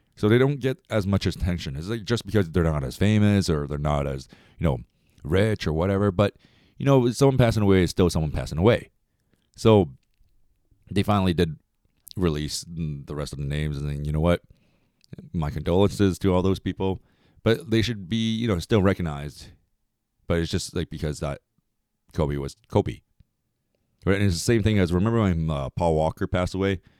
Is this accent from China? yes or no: no; Canada; I am Chinese. I'm Canadian, Chinese and Canadian Chinese